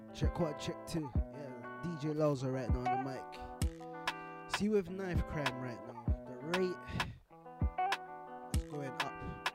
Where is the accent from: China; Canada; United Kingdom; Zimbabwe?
United Kingdom; London; I'm from Wharf Road, SE17